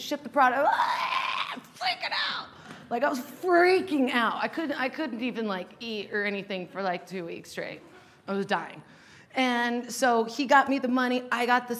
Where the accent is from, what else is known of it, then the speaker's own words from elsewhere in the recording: Salt Lake City, Utah, United States; moved away as an adult; also born or lived in Los Angeles; I was born and raised in Salt Lake